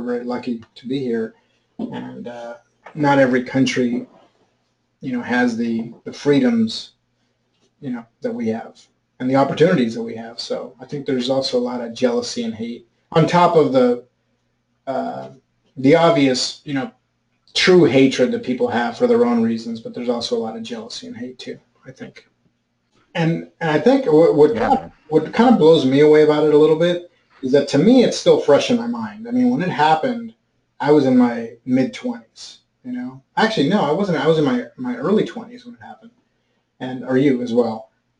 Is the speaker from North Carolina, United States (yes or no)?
no; New York, United States; Probably, I was from New York.